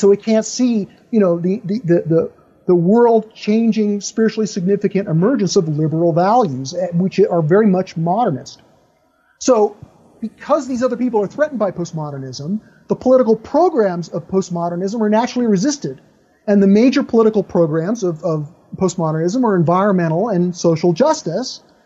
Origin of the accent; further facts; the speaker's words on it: United States; I'm an American, I live in American culture